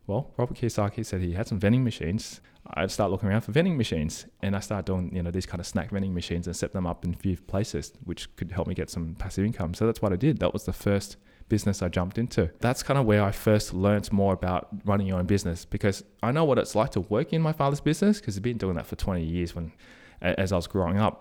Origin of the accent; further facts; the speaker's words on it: Sydney, New South Wales, Australia; Born and bred in Australia, Sydney